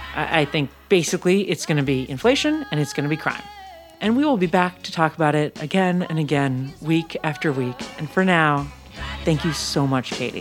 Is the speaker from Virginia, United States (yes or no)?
no; San Francisco, California, United States; now in Los Angeles, United States; my hometown, San Francisco